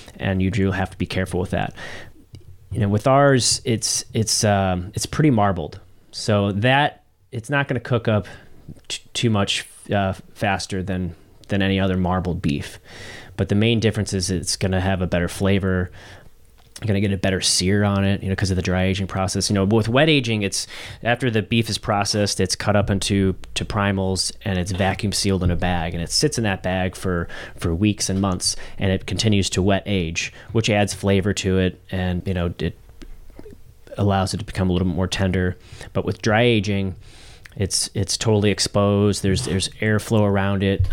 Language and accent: English; St. Charles, Missouri, United States; also born or lived in St. Louis; I'm, uh, born and raised in Saint Louis. I grew up in Saint Charles